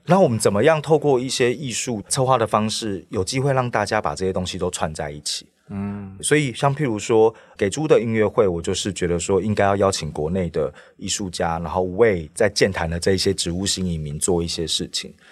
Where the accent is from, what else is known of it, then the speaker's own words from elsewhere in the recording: Taiwan; moved away as an adult; now in Paris, France; 我其实一开始也是土生土长在台湾的